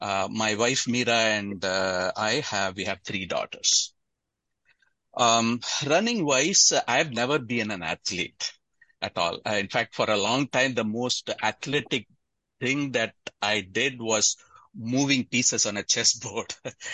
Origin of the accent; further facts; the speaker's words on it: Kolkata, West Bengal, India; moved away as an adult; also born or lived in Tamil Nadu / Chennai; now in Seattle, United States; I'm originally from Tamil Nadu, but I grew up in Kolkata. And I went to college in Chennai and then came to Seattle in 1990 to get my PhD. I've lived here in Seattle since 1990.